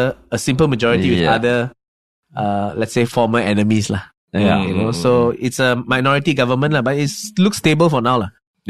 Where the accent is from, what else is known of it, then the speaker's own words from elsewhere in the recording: Malaysia; I didn't do anything to you. I'm from Malaysia.